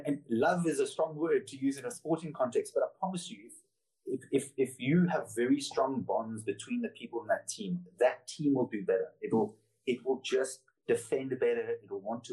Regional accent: Cape Town, Western Cape, South Africa; moved away as an adult; also born or lived in Noosa Heads, Australia / London, United Kingdom; I came from Cape Town, which is notorious for being clicky. So everyone knows your business

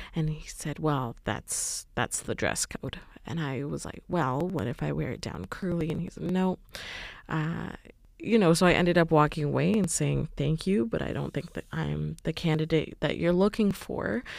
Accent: Canada

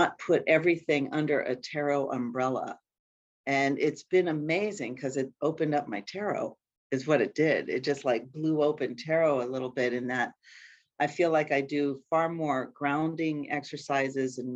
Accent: Appalachian Mountains in Pennsylvania, United States; moved away as an adult; now in Minnesota, United States; I'm not a Minnesota native. I've been here for about 35, 40 years. You think I would be a native, but I'm still firmly from the Appalachian Mountains in Pennsylvania

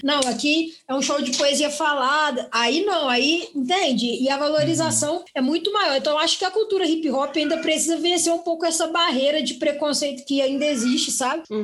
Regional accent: Juiz de Fora, Minas Gerais, Brazil; Nasci em Juiz de Fora

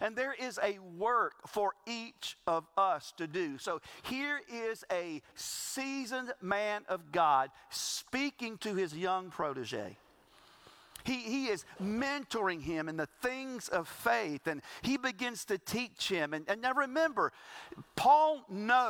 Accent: the South, South Carolina, United States; we grew up in the South and we brag about this being the Bible Belt

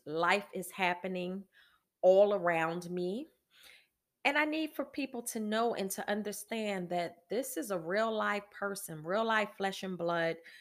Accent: Philadelphia, Pennsylvania, United States; now in Virginia, United States; I'm from Philadelphia

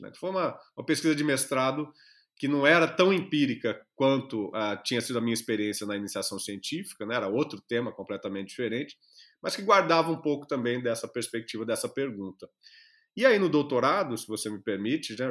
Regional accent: Jacarezinho, Paraná, Brazil; moved away as an adult; also born or lived in Araraquara; eu sou lá do interior do Paraná, de, já, vivi a minha infância e adolescência em Jacarezinho, lá do Paraná

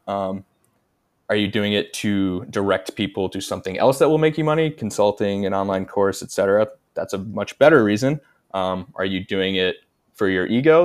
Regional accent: United States; I'm American.

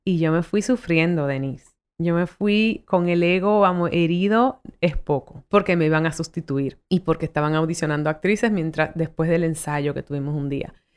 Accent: Dominican Republic; accent: Dominican; also born or lived in United States / South Bronx, New York; con mi acentazo dominicano

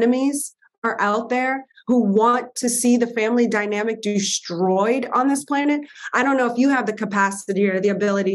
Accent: New Orleans, Louisiana, United States; I'm a girl from New Orleans

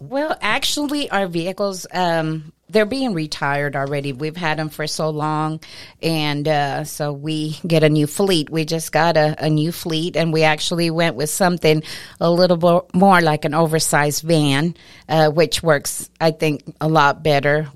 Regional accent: Lamesa, Texas, United States; I was born and raised here in La Mesa.

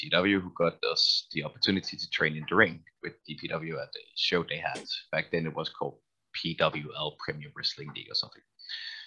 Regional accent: Denmark; also born or lived in Copenhagen; I was Danish all the way and actually lived in Copenhagen all the time

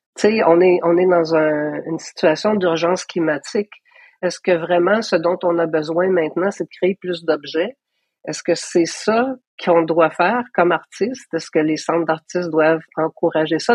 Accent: Gatineau, Quebec, Canada; also born or lived in Paris, France; j'ai grandi à Hall

